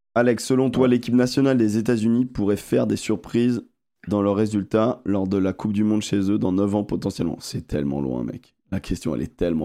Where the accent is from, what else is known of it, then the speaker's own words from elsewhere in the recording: France; nous, en tant que Français